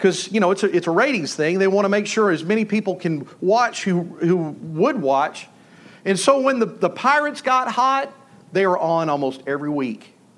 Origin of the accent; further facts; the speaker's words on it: Malakoff, Texas, United States; I grew up in Malakoff, Texas